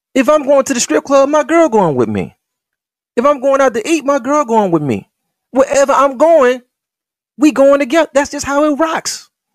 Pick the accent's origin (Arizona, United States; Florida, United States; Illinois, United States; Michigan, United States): Michigan, United States; Detroit; when I was in Henry Ford High School, in them nineties